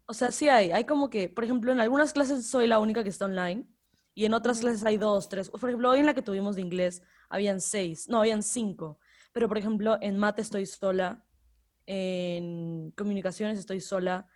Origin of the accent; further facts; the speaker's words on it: Ecuador; soy de Ecuador